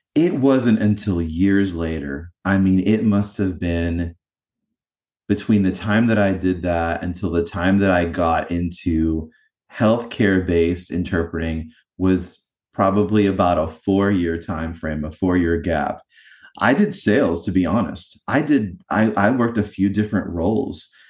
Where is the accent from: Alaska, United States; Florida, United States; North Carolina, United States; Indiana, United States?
North Carolina, United States; eastern; also born or lived in New Jersey; I grew up in a small town in eastern North Carolina